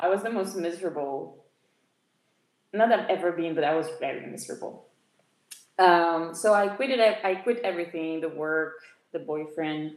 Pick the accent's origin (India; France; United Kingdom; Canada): France; moved away as an adult; also born or lived in Beirut, Lebanon / Luxembourg; now in Portugal; I was born in Lebanon, Beirut. Lebanon, not in U.S., Lebanon, the country. And my mother took me to France when I was around the age of four, fleeing